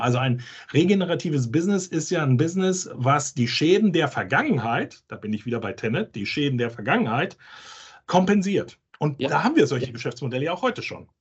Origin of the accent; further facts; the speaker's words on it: Hamburg, Germany; wo ich herkomme, aus Hamburg